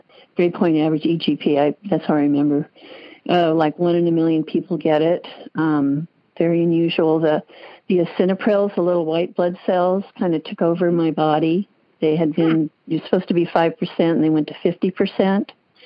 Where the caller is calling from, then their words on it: Pleasanton, California, United States; and I'm from Pleasanton, California.